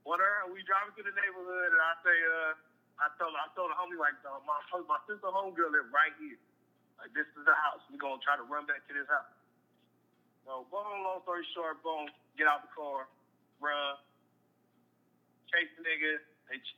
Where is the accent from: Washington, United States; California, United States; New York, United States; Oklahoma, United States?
California, United States; Lancaster; also born or lived in Palmdale, California / San Fernando Valley, California; I'm from Lancaster, L.A. County, but I'm from Lancaster